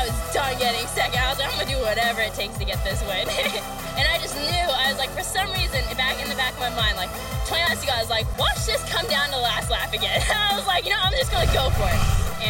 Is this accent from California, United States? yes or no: yes; Temecula, California, United States; I'm from Temecula, California